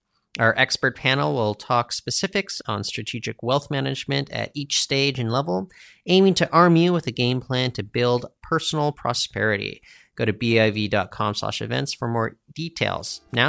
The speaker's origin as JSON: {"language": "English", "town": "Surrey", "region": "British Columbia", "country": "Canada", "tie": "born or raised there", "said": "I grew up in Surrey, and Doug McCollum, he was the mayor there when I was growing up in Surrey."}